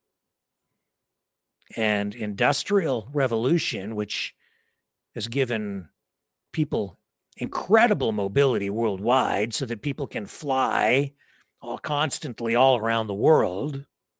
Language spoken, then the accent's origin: English; London, Ontario, Canada; my hometown of London, Ontario